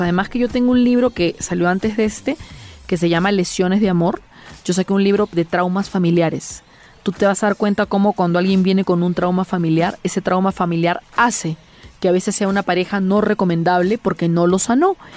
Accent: Peru; Mucha gente en mi país, por ejemplo, no conoce las iglesias del centro

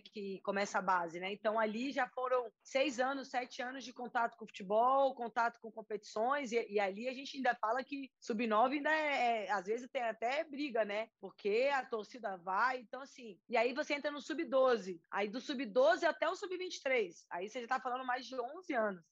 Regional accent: Brasília, Federal District, Brazil; now in São Paulo, Brazil; eu sou de Brasília, é, jogo futebol desde, desde sempre, na rua, com amigos, com vizinhos.

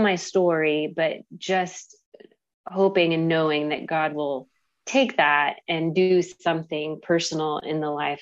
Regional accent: Carrollton, United States; I'm from Carrollton and my husband's from Michigan, small town Michigan

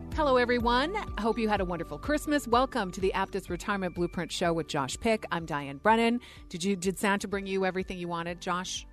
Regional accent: Canada; now in United States; I'm from Canada. It's actually a holiday there, and I still celebrate that even though I'm in the U S

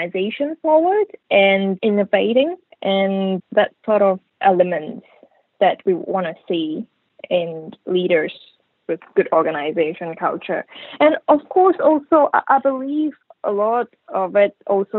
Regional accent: Malaysia; moved away; I come from Malaysia anyway.

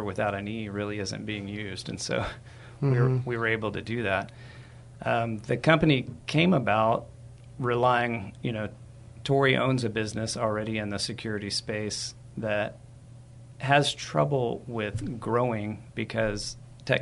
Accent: San Antonio, Texas, United States; I'm a native San Antonian, born and raised here, educated here

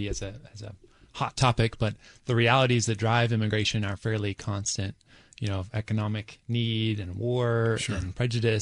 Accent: Pittsburgh, Pennsylvania, United States; moved away as an adult; back in Pittsburgh, which is my hometown

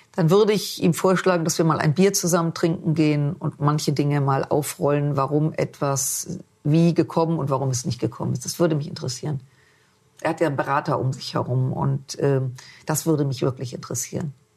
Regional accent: Düsseldorf, North Rhine-Westphalia, Germany; also born or lived in Munich; ich bin in Düsseldorf geboren

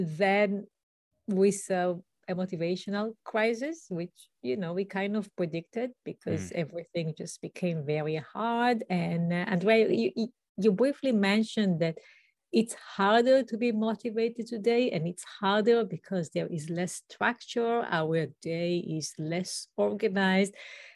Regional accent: Israel; English is a second language; now in United States; I did not grow up in the US. I grew up in Israel, in a small community, a kibbutz.

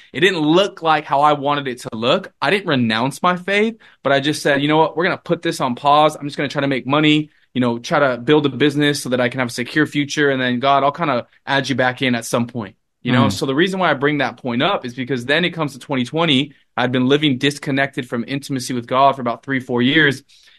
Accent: Los Angeles, California, United States; from Los Angeles where I grew up to school in San Diego, I kind of just uprooted from

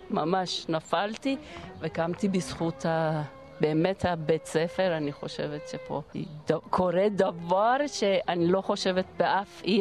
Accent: Japan; Hebrew is a second language; כן, אני מיפן.

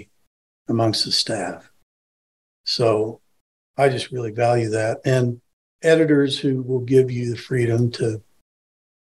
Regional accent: Tulsa, Oklahoma, United States; also born or lived in Connecticut; now in Burlington, United States; I'm from Tulsa, Oklahoma

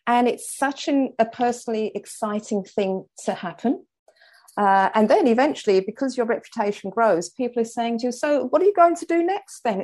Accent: London, United Kingdom; moved away; I came from the Elephant and Castle, working class London

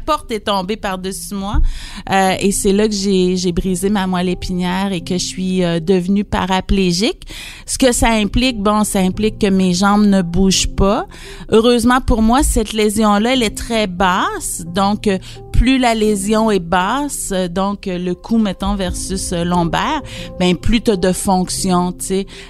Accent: Saint-Marc-des-Carrières, Quebec, Canada; Je suis originaire de Saint-Marc-des-Carrières

